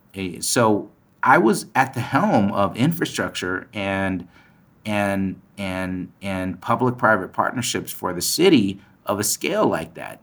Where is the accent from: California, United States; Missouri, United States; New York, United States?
California, United States; Palo Alto; So I grew up in Palo Alto. I grew up in the Bay Area.